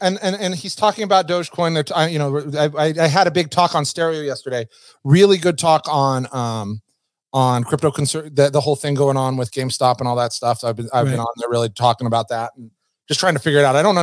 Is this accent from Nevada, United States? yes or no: yes; Reno, Nevada, United States; I'm a gambling man. I'm from Reno. I'm a casino guy.